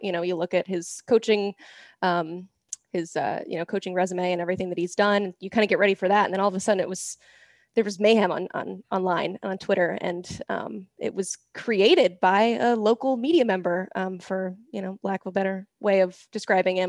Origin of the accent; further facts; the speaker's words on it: Knoxville, Tennessee, United States; I grew up in Knoxville